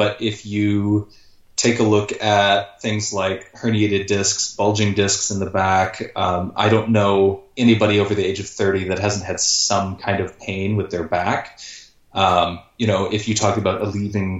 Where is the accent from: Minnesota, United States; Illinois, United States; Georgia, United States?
Georgia, United States; Marietta; moved away as an adult; also born or lived in Cambridge, Ontario, Canada / Bloomington, Indiana; now in Los Angeles, United States; I was born in Cambridge, Ontario, but I grew up in Marietta, Georgia, just north of Atlanta. My dad got a job transfer when I was really young